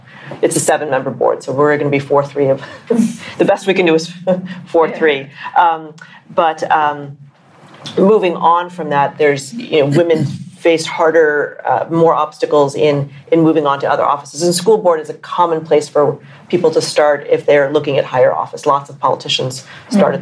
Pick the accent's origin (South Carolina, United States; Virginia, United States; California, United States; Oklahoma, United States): California, United States; Santa Clara; the Santa Clara University, which is in my hometown